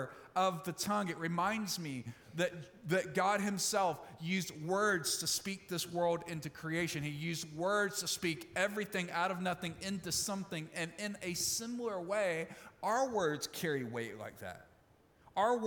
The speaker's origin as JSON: {"language": "English", "town": "Olive Branch", "region": "Mississippi", "country": "United States", "tie": "born or raised there", "moved": "yes", "said": "my hometown in Olive Branch, Mississippi"}